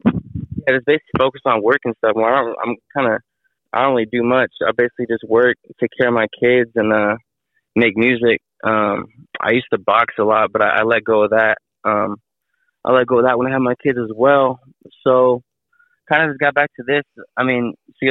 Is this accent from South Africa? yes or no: no; Pittsburg, California, United States; I'm from Pittsburgh, California. I'm inside the Bay Area, like about 30 minutes from Oakland